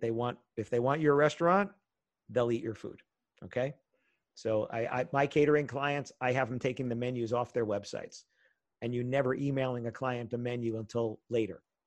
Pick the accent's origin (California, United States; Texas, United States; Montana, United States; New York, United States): New York, United States; New York area, United States; I grew up in the New York area